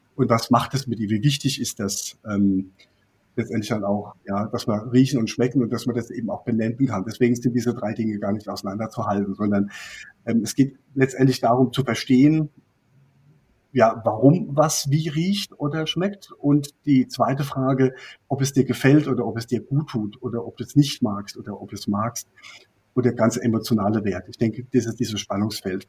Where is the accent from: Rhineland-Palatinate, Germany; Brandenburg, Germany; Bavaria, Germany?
Rhineland-Palatinate, Germany; Ich komme aus, äh, aus der Pfalz